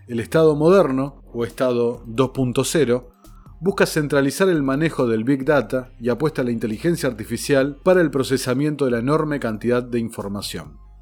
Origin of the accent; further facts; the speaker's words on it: Argentina; el nuestro